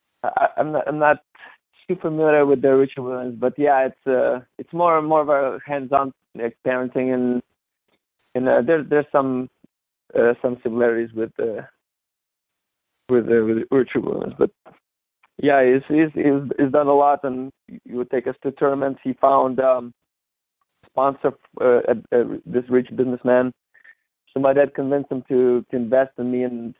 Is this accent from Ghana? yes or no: no; Novosibirsk, Novosibirsk Oblast, Russia; moved away; I grew up in Novosibirsk, Russia. Big town in Siberia